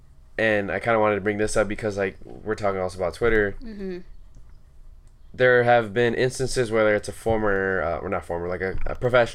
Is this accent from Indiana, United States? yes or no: no; Orange County, California, United States; I grew up here in Orange County